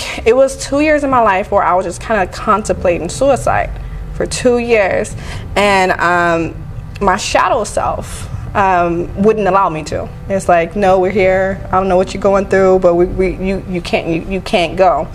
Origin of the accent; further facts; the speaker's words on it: California, United States; moved away as an adult; now in Las Vegas, United States; Yeah, I've been here, born and raised.